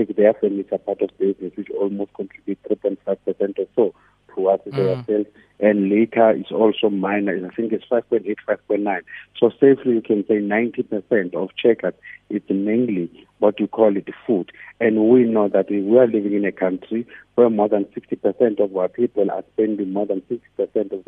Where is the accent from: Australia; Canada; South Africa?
South Africa